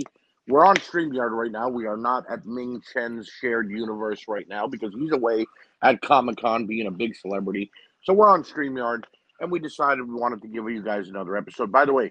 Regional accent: New Jersey, United States; we're all born and bred in New Jersey

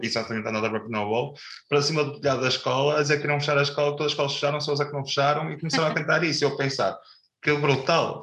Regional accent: Pedrouços, Porto District, Portugal; eu sou de Pedroso, Doce e vivemos na fronteira das duas freguesias.

